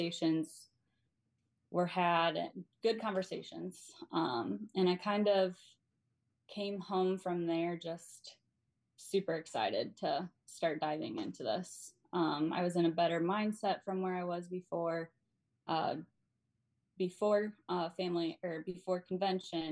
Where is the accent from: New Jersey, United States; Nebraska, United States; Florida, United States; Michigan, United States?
Michigan, United States; I am from Michigan